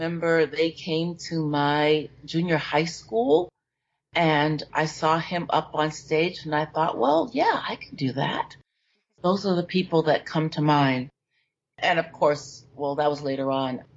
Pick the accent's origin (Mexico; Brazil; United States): United States; New York; I grew up in New York, and I went to St. Mark's Methodist Church